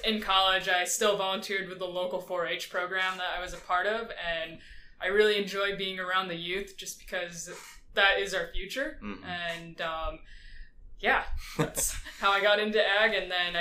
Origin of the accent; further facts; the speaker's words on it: Michigan, United States; moved away as an adult; also born or lived in Nanjing, China; now in Central Valley, California, United States; I grew up in mid-Michigan on a corn and soybean farm